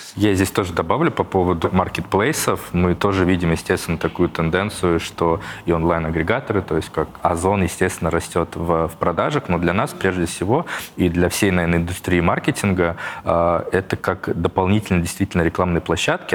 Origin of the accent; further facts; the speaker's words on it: Tver Oblast, Russia; moved away; я вот из Тверского региона, и если где-то приезжаю к э, родителям